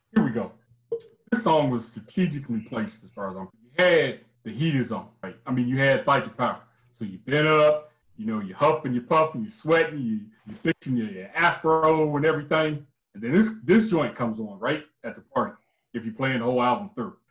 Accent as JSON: {"language": "English", "region": "Midwest", "country": "United States", "tie": "born or raised there", "said": "And in my hometown, man, we had so much talent, man. The Midwest was it was a hotbed of talent"}